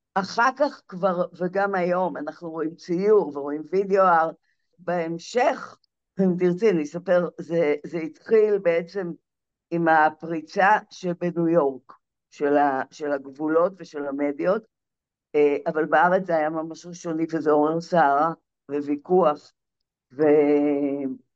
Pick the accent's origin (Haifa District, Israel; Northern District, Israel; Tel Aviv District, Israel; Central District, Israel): Haifa District, Israel; Zikhron Ya'akov; זיכרון יעקב, זה הבית, ש... זה המקום שצמחתי בו